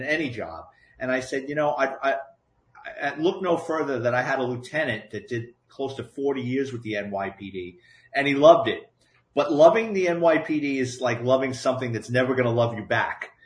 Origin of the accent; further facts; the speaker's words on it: New York City, New York, United States; I grew up in the Bronx